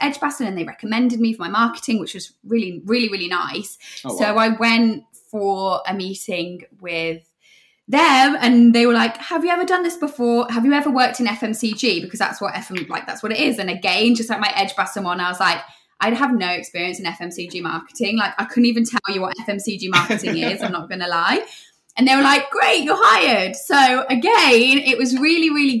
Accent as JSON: {"language": "English", "region": "West Midlands", "country": "United Kingdom", "said": "I am from the Midlands, which is obviously where Grenade are founded"}